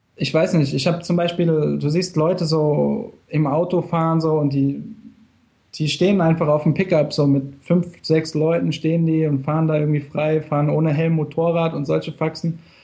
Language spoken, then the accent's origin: German; Germany; now in Mexico; Als Deutscher